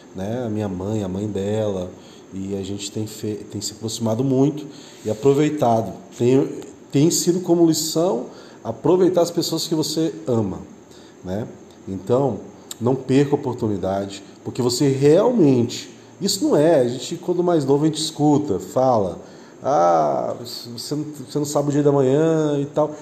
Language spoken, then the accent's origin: Portuguese; Aparecida de Goiânia, Goiás, Brazil; Nós somos aqui do estado de Goiás, cidade Aparecida de Goiânia